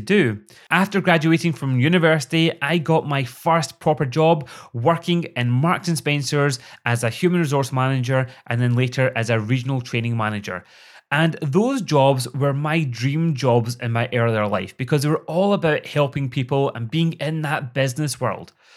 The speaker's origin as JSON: {"language": "English", "region": "Scotland", "country": "United Kingdom", "also_born_or_lived": "Glasgow", "accent": "Scottish", "said": "I'm sure you've already guessed that from my accent, I live in Scotland."}